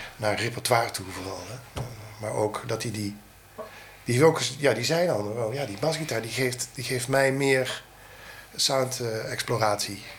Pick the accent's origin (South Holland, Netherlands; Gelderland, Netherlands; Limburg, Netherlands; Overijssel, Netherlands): Limburg, Netherlands; Roermond; also born or lived in Germany; ik kom uit Roermond